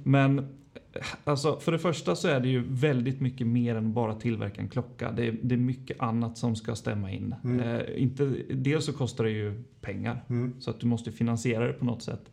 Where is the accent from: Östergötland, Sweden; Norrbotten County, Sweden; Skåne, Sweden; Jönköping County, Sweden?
Östergötland, Sweden; Linköping; jag är född och uppvuxen i Linköping